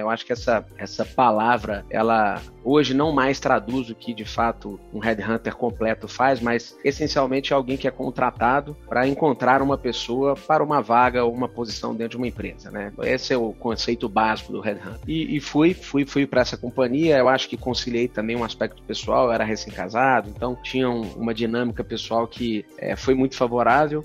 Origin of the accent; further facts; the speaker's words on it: Belo Horizonte, Minas Gerais, Brazil; moved away as an adult; also born or lived in Curitiba / São Paulo; Para sair de Belo Horizonte e ir para Curitiba e São Paulo. E foi assim que, que eu saí ali da, da, da, minha terra natal lá.